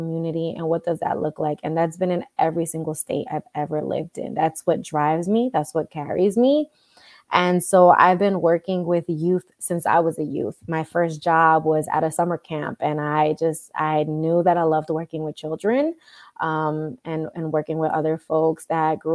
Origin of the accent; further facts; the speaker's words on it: New York City, New York, United States; I grew up in the Bronx as well as uptown Manhattan, so like the Inwood area.